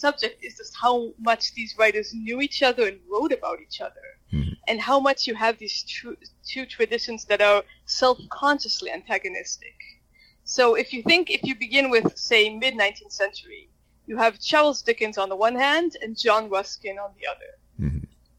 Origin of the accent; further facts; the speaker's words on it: Jerusalem, Jerusalem District, Israel; I grew up in Jerusalem, Israel